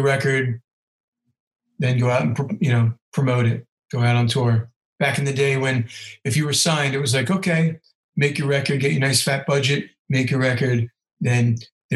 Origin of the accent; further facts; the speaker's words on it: Ridgefield, New Jersey, United States; I'm from Ridgefield.